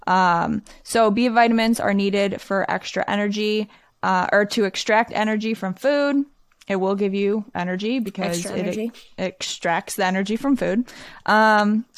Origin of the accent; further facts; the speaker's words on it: Michigan, United States; I'm from Michigan